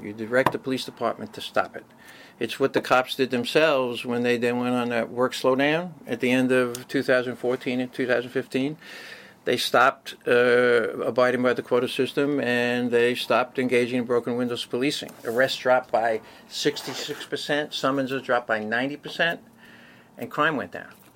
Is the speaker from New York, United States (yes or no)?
yes; New York City, New York, United States; also born or lived in Manhattan; born and raised in Brooklyn, and moved to Manhattan after I graduated college